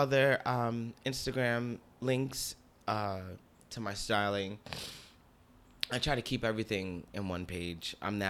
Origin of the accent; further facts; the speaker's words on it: Newark, New Jersey, United States; now in Bronx, United States; And I'm from Newark.